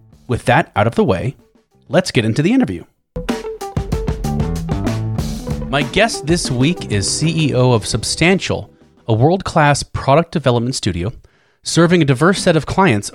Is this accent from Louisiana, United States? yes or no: yes; Lafayette, Louisiana, United States; moved away; also born or lived in Manhattan, New York; I was also born in Louisiana and lived in Manhattan for a while.